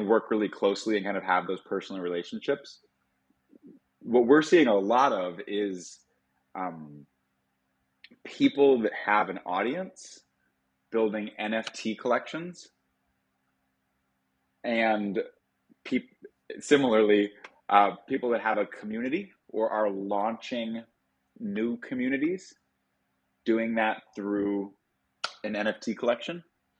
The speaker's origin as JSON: {"language": "English", "region": "Midwest", "country": "United States", "lives_now": "Miami, United States", "said": "For me as a Midwesterner, it's a little bit all over."}